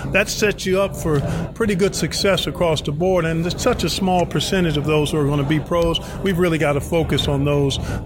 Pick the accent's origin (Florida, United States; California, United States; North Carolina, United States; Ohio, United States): Ohio, United States; Cleveland; also born or lived in Indiana; Grew up in Cleveland, Ohio